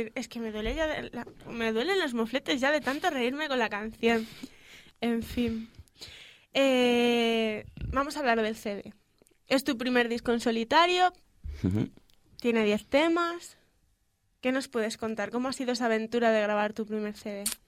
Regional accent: León, Castile and León, Spain; para los conciertos de León, porque la gente solemos ser bastante más paraditos

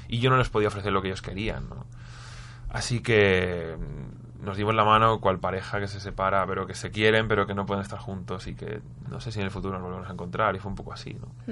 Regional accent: Spain; éramos un grupo que venía de España cantando en inglés

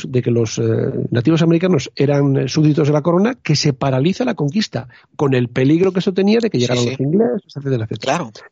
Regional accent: Spain; me, toca un poco a la fibra como español y como historiador.

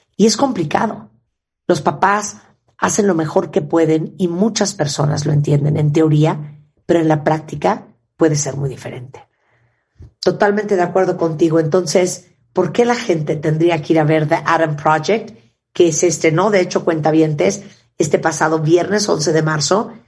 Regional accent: Canada; yo soy de Canadá

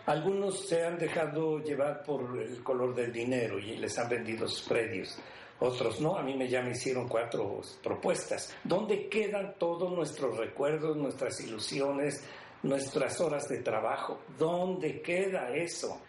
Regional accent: Tetela de Ocampo, Puebla, Mexico; mi pueblo

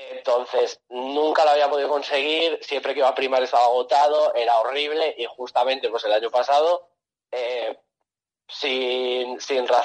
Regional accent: Toledo, Castilla-La Mancha, Spain; yo soy de Toledo, ¿vale?

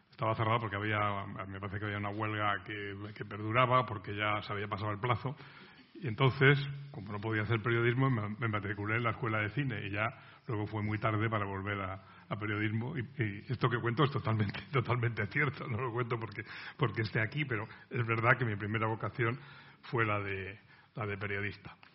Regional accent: Cantabria, Spain; moved away; busqué cuando vine de mi provincia natal, de Cantabria, quise matricularme en la escuela de periodismo

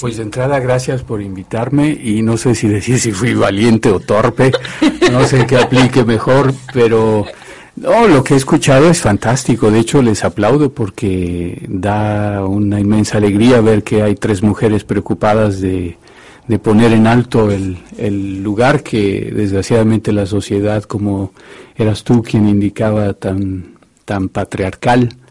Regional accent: Mexico; yo tengo un origen muy machista geográficamente hablando, soy mexicano

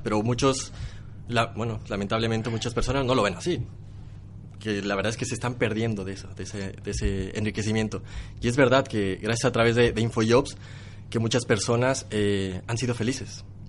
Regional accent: Mexico; Soy de México, soy de México

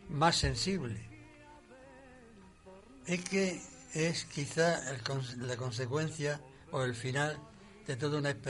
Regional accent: Murcia, Region of Murcia, Spain; also born or lived in Castile; Bueno, retorné a mi tierra, a Murcia.

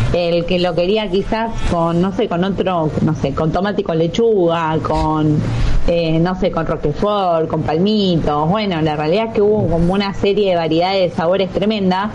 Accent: Huile, Buenos Aires Province, Argentina; yo soy de Huile, mm. nací acá en Huile, o sea, es zona sur de provincia de Buenos Aires.

